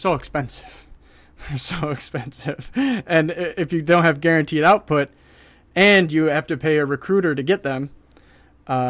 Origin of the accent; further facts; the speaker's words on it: Detroit, Michigan, United States; I'm from Detroit. Detroit